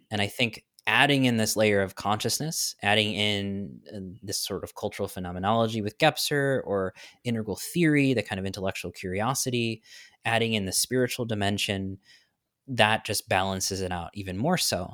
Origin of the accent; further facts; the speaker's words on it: New York, United States; now in Florida, United States; I'm from New York, so I'm a bit of a transplant in Florida